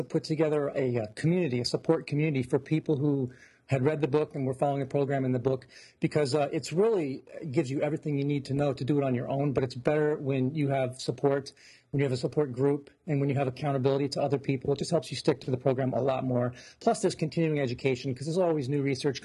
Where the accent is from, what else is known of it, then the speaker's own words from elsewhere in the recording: Santa Clara, California, United States; now in New Jersey, United States; I was born in California in the Bay Area and in Santa Clara.